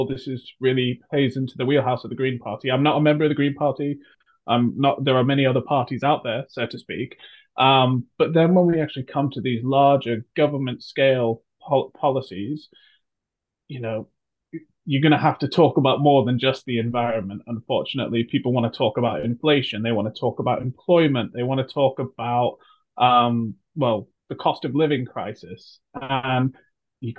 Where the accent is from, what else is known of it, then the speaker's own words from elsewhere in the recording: United Kingdom; also born or lived in United States; I'm American by birth, moved to the United Kingdom when I was 6 years old.